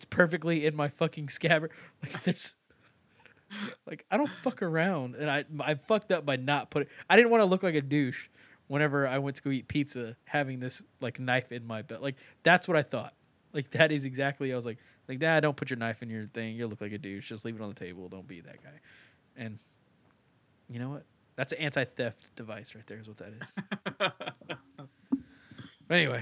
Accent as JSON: {"language": "English", "region": "Texas", "country": "United States", "said": "I'm Texan"}